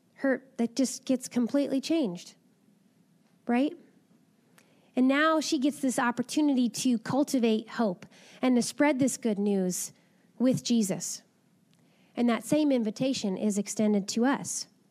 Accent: Napa, California, United States; I grew up in Napa

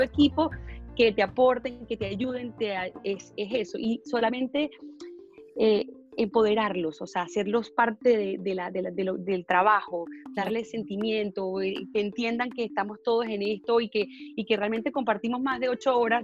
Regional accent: Venezuela; now in Miami, United States; me siento muy orgullosa como venezolana

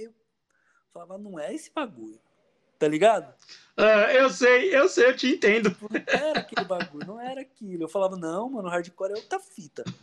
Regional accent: Poá, São Paulo, Brazil; aqui eu sou de Poá, né?

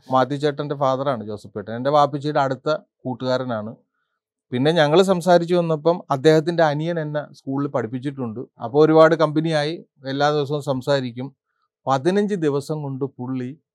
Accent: Pallippuram panchayat, Kerala, India; moved away as an adult; also born or lived in Riyadh, Saudi Arabia; ആദ്യം താമസിച്ചുകൊണ്ടിരുന്നത് പള്ളിപ്പുറം പഞ്ചായത്തിലാണ് എന്ന് പറഞ്ഞാൽ ഒരു ദ്വീപാണ് അത്

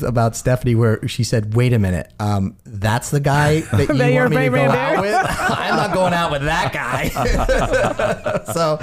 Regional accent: Pennsylvania, United States; moved away as an adult; also born or lived in New York City, United States; now in Sanibel Island, United States; I'm from Pennsylvania. I was living in New York City at the time and working as an actor

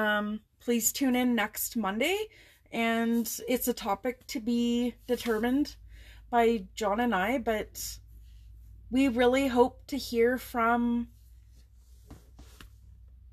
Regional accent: Alberta, Canada; We're from Alberta, which lots of people call the Texas of Canada

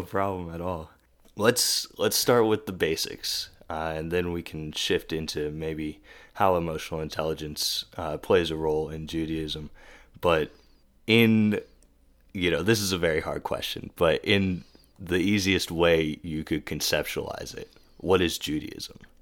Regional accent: the South, United States; growing up in the South and surrounded by Christianity and anti-Semitism

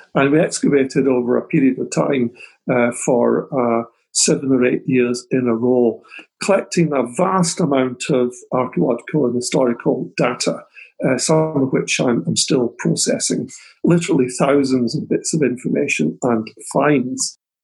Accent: Scotland, United Kingdom; back here in Scotland

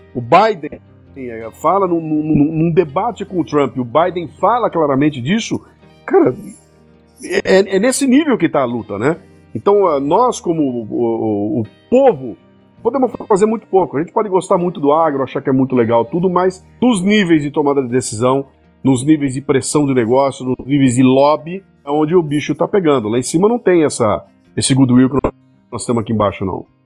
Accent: Brazil; Eu, como brasileiro

